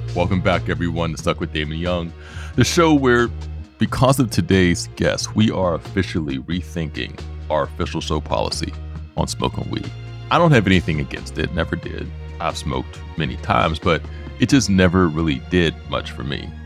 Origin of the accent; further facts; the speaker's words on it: Pittsburgh, Pennsylvania, United States; Pittsburgh, our own language, our own accent, our own references